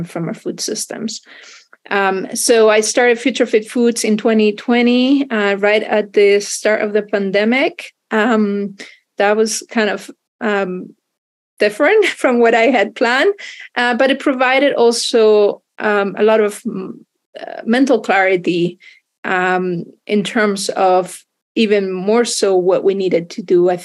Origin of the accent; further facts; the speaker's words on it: Spain; moved away as an adult; I grew up in Spain